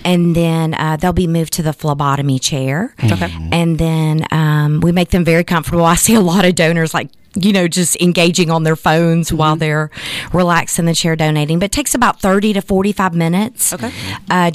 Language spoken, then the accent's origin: English; Chattanooga, Tennessee, United States; my hometown of Chattanooga, Tennessee